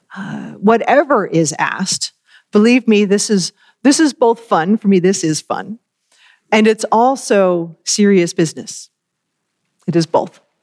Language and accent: English; Worcester, Massachusetts, United States; moved away; grew up in the congregation in Worcester, Massachusetts